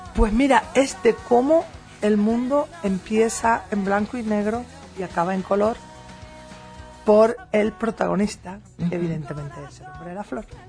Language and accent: Spanish; Spain; en la ciudad de Madrid, en España, en, mi tierra